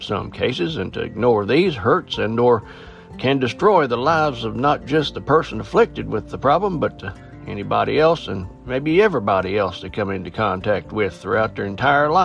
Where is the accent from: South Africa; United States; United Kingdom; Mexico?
United States; Appalachian Mountains; being born and raised in the Appalachian Mountains